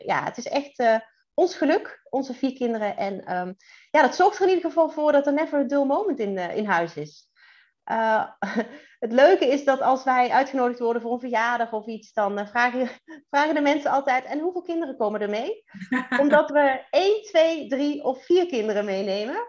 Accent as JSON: {"language": "Dutch", "region": "Central Limburg", "country": "Netherlands", "tie": "born or raised there", "moved": "as an adult", "lives_now": "Drenthe, Netherlands", "said": "ik ben toch echt geboren en getogen in Midden-Limburg"}